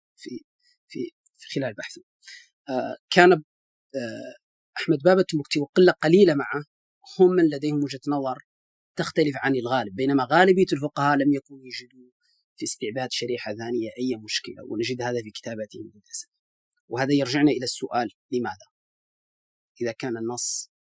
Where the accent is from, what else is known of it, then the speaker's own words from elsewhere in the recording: Mauritania; بصفتي موريتاني